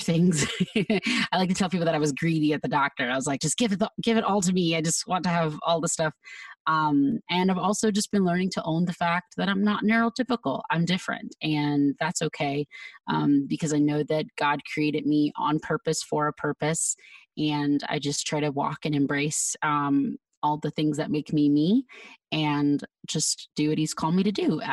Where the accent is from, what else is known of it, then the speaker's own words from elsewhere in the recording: Georgia, United States; moved away as an adult; also born or lived in California; now in Arizona, United States; I spent age like 1 to age 24 in Georgia. So I'm a Georgia girl.